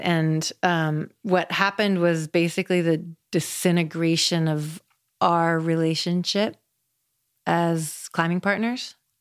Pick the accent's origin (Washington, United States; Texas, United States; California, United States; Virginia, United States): Washington, United States; Seattle; moved away as an adult; also born or lived in Colorado; I grew up in Seattle, Washington